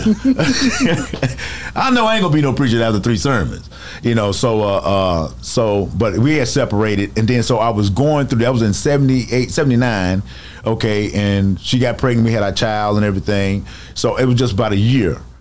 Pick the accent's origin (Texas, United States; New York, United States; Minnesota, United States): Texas, United States; Dallas; I'm born and raised in Dallas, Texas, Oak Cliff.